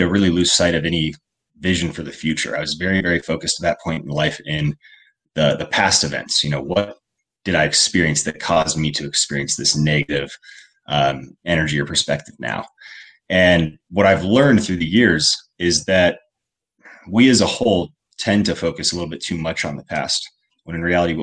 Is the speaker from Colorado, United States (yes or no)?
yes; Colorado, United States; I grew up primarily in Colorado